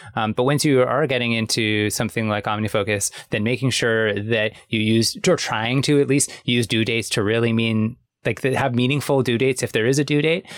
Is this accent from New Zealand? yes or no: no; Canada; I'm Canadian.